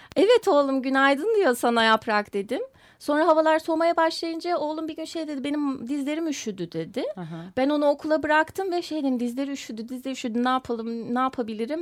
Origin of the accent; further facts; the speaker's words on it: Bremen, Germany; moved away; also born or lived in Komotini, Western Thrace, Greece; Almanya Bremen'de doğmuş olmam